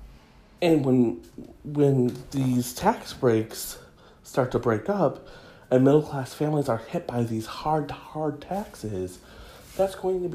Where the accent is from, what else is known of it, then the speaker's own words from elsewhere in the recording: Midwest, United States; I come from the Midwest